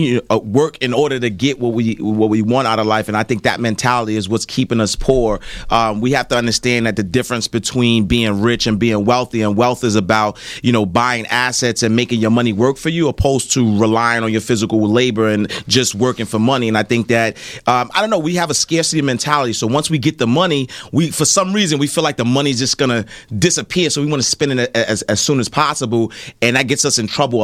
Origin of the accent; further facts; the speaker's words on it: New York City, New York, United States; I grew up in the projects. I grew up in St. Nicholas Projects